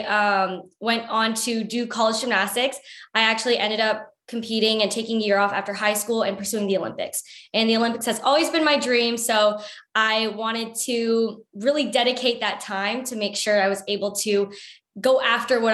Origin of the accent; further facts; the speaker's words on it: Canada; I was born and raised in Canada